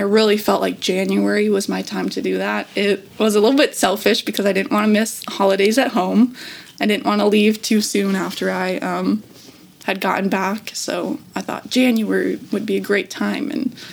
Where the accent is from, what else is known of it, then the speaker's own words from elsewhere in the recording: Minnesota, United States; I'm from Minnesota.